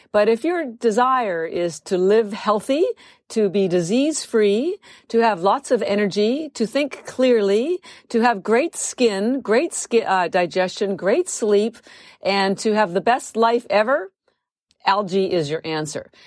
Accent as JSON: {"language": "English", "country": "Canada", "moved": "as an adult", "lives_now": "United States", "said": "I'm actually Canadian, but I am, I've lived in the United States for thirty-three years."}